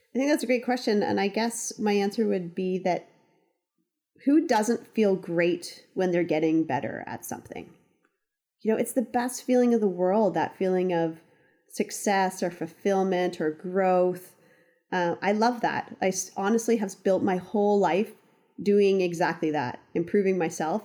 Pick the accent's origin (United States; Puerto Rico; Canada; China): Canada; Ontario; moved away as an adult; now in Western Canada; gone back to Ontario, didn't know what to do, so called up a couple resorts, um, around my hometown